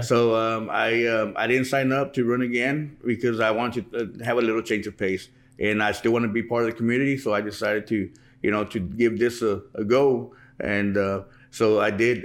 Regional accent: Pearsall, Texas, United States; I was born and raised here in Pearsall

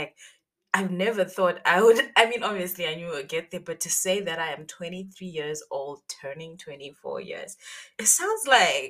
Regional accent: Zimbabwe; I am from Zimbabwe and I am 23 years old.

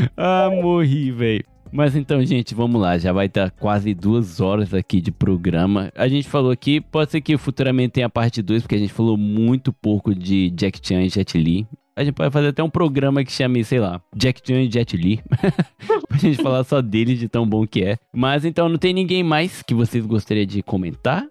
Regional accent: Japan; eu não sei em português porque eu cresci aqui no Japão

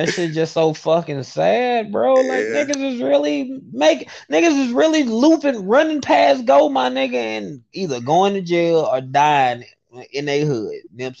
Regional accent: Birmingham, Alabama, United States; moved away as an adult; now in Atlanta, United States; I'm from Birmingham, bro.

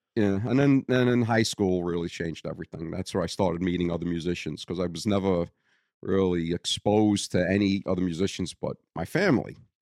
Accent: Brooklyn, New York, United States; accent: Brooklyn; moved away; born and raised in Greenpoint, Brooklyn

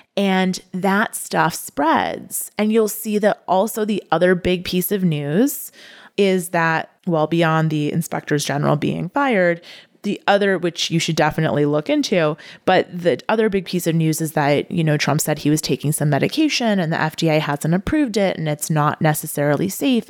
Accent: United States; as an American

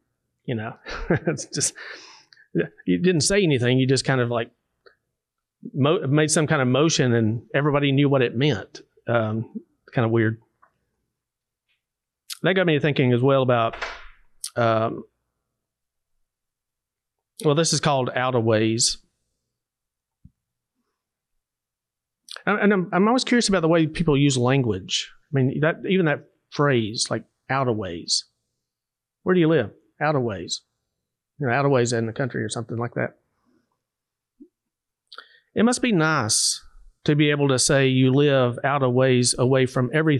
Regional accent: Savannah, Tennessee, United States; I grew up in Hardin County, Savannah, Tennessee

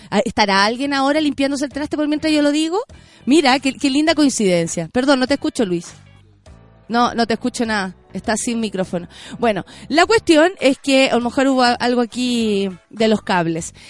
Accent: Santiago, Santiago Metropolitan Region, Chile; somos afortunados los de Santiago

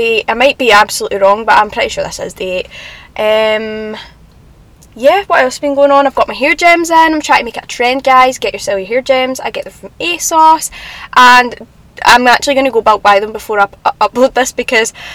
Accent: Glasgow, Scotland, United Kingdom; accent: Glasgow; I quite like my accent. Sometimes I don't, right? Because sometimes I just think we sound a bit blunt. Like, I don't know, like, the Glasgow accent's a bit, I don't know if I like it or not, right?

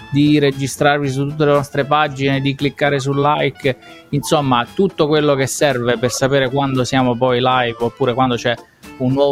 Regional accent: Biella, Piedmont, Italy; moved away as an adult; now in Vienna, Austria; vengo da Biella, cittadina piemontese, ai piedi delle Alpi

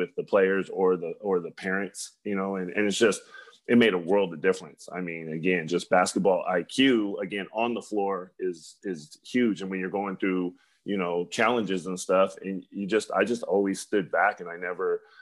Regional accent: Bay Area, California, United States; growing up in the Bay Area

